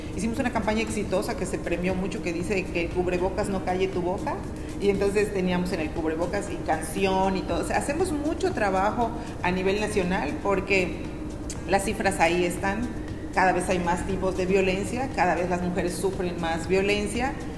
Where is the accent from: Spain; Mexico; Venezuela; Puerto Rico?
Mexico; Tixkokob, Yucatán; now in Mérida, Mexico; Yo nací en Tichocó